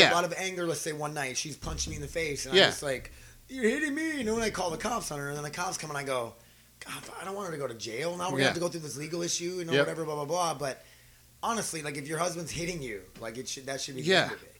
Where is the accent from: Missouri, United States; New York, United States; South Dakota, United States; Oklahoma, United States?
South Dakota, United States; Milbank; moved away as an adult; I'm from small town South Dakota.